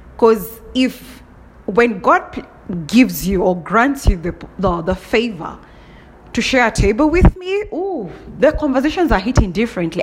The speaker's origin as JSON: {"language": "English", "country": "Kenya", "said": "I'm from Kenya."}